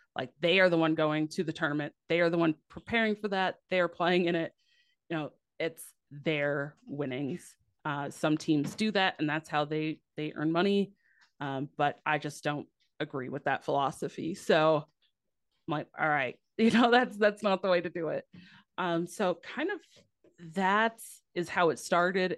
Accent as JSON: {"language": "English", "region": "Midwest", "country": "United States", "said": "I'm from the Midwest"}